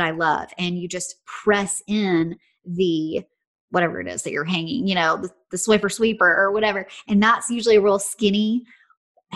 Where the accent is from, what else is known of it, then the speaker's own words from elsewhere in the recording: Tennessee, United States; I'm from Tennessee